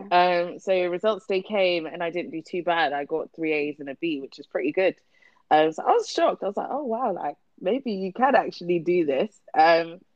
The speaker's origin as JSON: {"language": "English", "town": "Luton", "region": "East of England", "country": "United Kingdom", "tie": "born or raised there", "said": "I grew up in Luton."}